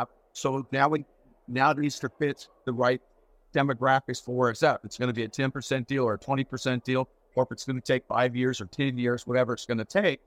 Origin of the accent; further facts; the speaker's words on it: Seattle, Washington, United States; now in Canada; I'm originally from Seattle.